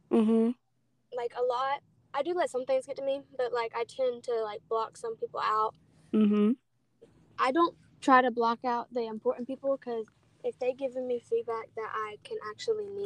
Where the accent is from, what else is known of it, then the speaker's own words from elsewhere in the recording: Louisiana, United States; born there; Because I was born in Louisiana